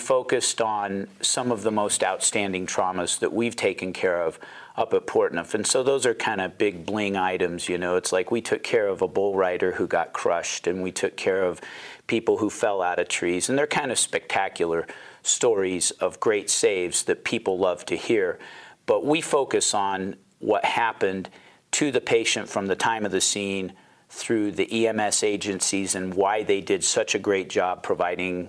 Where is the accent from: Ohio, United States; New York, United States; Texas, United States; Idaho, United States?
Idaho, United States; Pocatello; also born or lived in Seattle, Washington; I'm actually originally from Pocatello, grew up here.